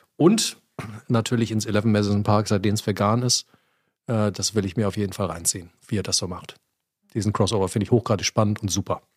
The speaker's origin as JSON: {"language": "German", "area": "Ruhr area", "region": "North Rhine-Westphalia", "country": "Germany", "said": "Ich komme aus dem Ruhrgebiet"}